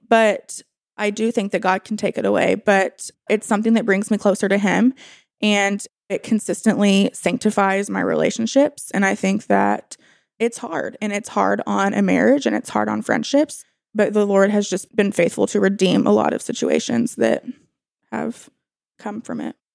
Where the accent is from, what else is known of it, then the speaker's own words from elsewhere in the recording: Bentonville, Arkansas, United States; I was born and raised in Bentonville, and I live here